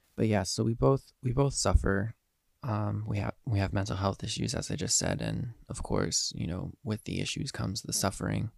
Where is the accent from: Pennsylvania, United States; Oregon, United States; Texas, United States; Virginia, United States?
Pennsylvania, United States; Eastern; I am from Eastern Pennsylvania.